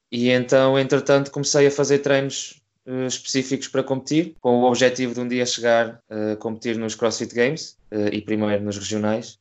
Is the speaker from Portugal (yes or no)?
yes; Coimbra, Centro, Portugal; sou de Coimbra, neste momento tenho 25 anos